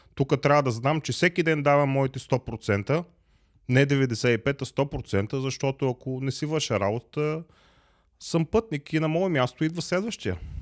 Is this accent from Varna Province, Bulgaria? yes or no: no; Plovdiv, Plovdiv Province, Bulgaria; moved away as an adult; now in Germany; Аз съм роден в Пловдив